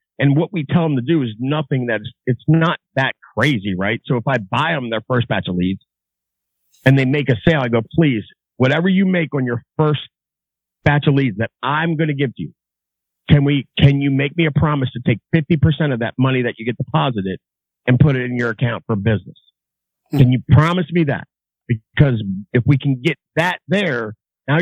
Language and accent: English; Baltimore, Maryland, United States; I grew up in Baltimore.